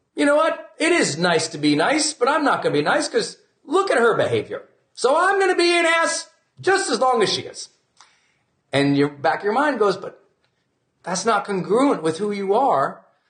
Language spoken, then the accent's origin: English; Montana, United States; I'm from Montana